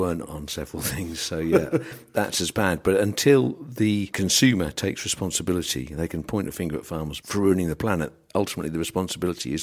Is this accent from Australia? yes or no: no; England, United Kingdom; we're English